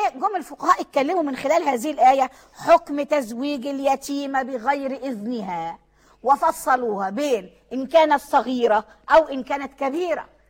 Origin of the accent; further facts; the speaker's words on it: Egypt; عندنا في مصر